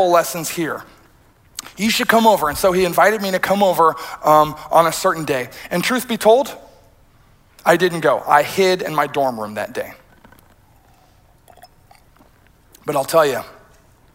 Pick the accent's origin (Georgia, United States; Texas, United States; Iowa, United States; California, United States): Iowa, United States; rural; moved away; I'm a straight-laced kid who grew up in rural Iowa.